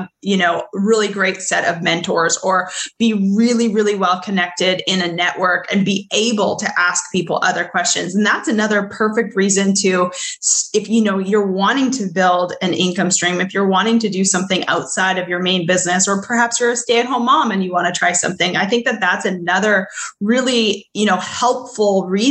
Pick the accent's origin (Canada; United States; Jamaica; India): Canada; I grew up in Canada